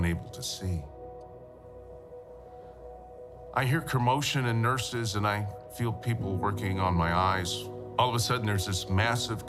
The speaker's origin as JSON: {"language": "English", "town": "Los Angeles", "region": "California", "country": "United States", "tie": "born or raised there", "said": "Growing up in Woodland Hills with my parents, had a great family"}